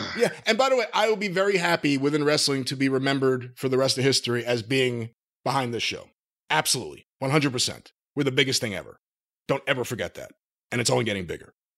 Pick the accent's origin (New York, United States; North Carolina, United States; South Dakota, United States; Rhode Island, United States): New York, United States; I grew up in New York